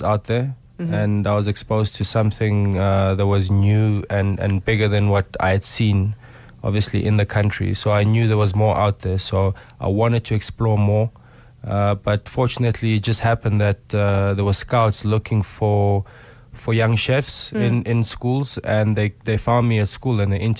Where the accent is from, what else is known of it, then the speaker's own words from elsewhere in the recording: Johannesburg, Gauteng, South Africa; born and bred in Soweto. Obviously grew up in Joburg